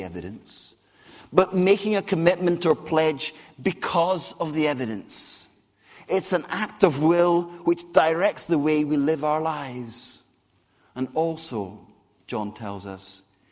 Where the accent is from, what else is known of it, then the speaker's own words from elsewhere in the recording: Scotland, United Kingdom; accent: Scottish; also born or lived in Brazil / Whitchurch; now in Basingstoke, United Kingdom; how I got a Scottish accent